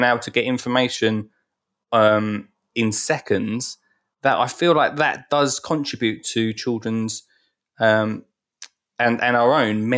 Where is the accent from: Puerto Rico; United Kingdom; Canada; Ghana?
United Kingdom; Essex, East of England; I'm from Essex